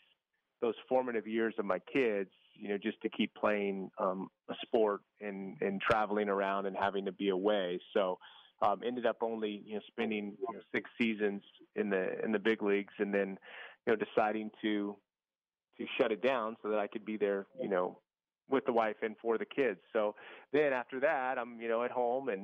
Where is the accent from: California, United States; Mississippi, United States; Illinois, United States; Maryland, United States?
California, United States; East Bay area, Northern; I grew up in California, Northern California, in the East Bay area, like east of San Francisco, Oakland